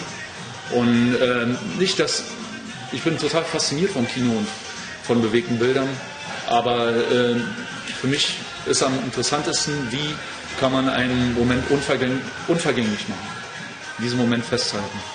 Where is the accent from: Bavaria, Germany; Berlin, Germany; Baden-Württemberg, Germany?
Berlin, Germany; Ich bin in Berlin groß geworden im Tiergarten